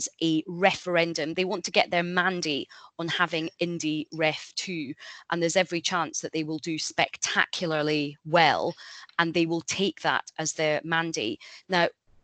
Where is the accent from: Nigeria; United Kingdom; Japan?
United Kingdom; Scotland; being Scottish and loving Scotland